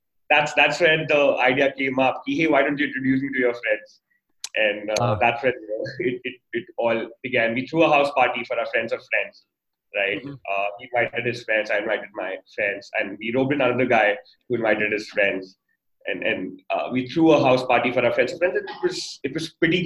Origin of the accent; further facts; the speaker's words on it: Delhi, India; I grew up in Delhi